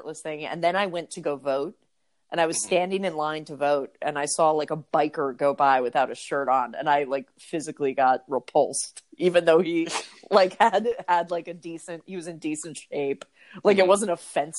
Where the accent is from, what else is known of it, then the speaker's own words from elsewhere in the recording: Greenbrier, United States; We grew up together in Greenbrier